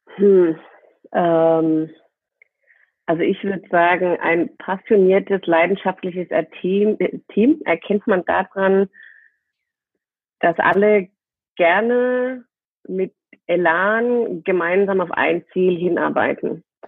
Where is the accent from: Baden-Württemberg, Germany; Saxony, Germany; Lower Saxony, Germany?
Baden-Württemberg, Germany; near Heidelberg; now in Cologne, Germany; ich äh, sitze gerade in Köln Mhm. und äh, komme aber aus dem aus der Nähe von Heidelberg